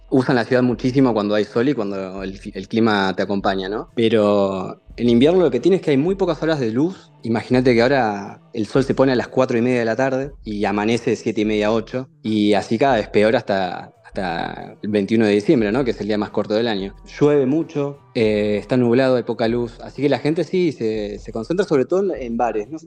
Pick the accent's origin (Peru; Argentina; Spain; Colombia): Argentina; now in Denmark; me trajeron a varios de mis compañeros de Argentina. Así que no solamente somos varios argentinos, sino somos argentinos conocidos y amigos que, estamos todos viviendo acá